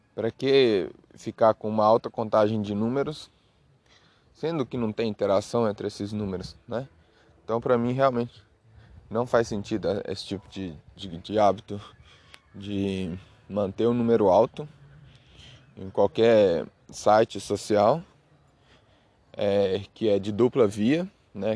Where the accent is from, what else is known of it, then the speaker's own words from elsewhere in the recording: Minas Gerais, Brazil; eu sou de Minas, Minas Gerais, né? Então aqui em Minas Gerais a gente tem esses costumes